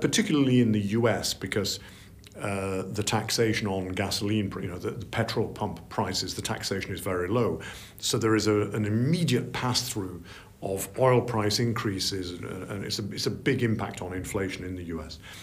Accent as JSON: {"language": "English", "region": "Yorkshire and the Humber", "country": "United Kingdom", "said": "I'm from Yorkshire"}